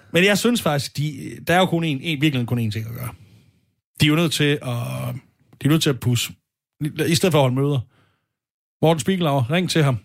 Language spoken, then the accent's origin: Danish; Sønderborg, Southern Denmark, Denmark; moved away; I Sønderborg, hvor jeg kommer fra